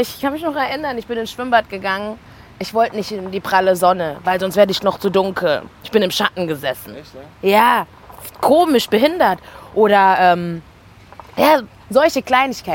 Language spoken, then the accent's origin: German; Karlsruhe, Baden-Württemberg, Germany; also born or lived in Mannheim; ich bin in Karlsruhe geboren und die ersten elf Jahre habe ich dort gelebt. Ich habe in einem Russenviertel gewohnt, alle waren weiß. Ich bin dann nach Mannheim gezogen mit zwölf